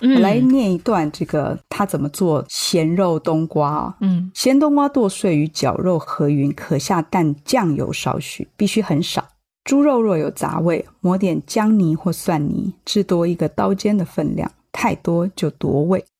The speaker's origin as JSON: {"language": "Chinese", "town": "Chiayi", "country": "Taiwan", "said": "因为我是嘉义人，我念糜。"}